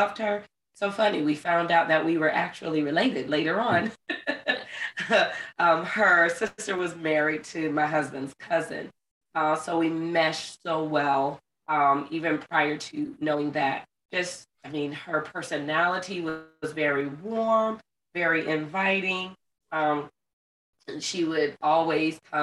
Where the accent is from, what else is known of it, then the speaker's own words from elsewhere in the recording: Florida, United States; moved away as an adult; I ended up being fortunate enough to get a contract coming back to my home state of Florida.